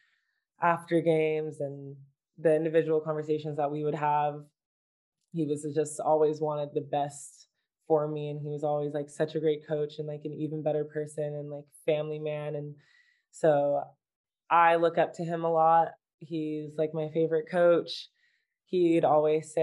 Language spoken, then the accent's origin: English; United States